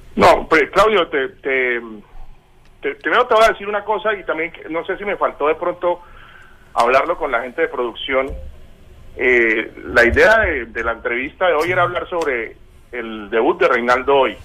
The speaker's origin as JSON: {"language": "Spanish", "town": "Bucaramanga", "region": "Santander", "country": "Colombia", "tie": "born or raised there", "moved": "yes", "lives_now": "Buenos Aires, Argentina", "said": "Bucaramanga que, pues es mi ciudad natal"}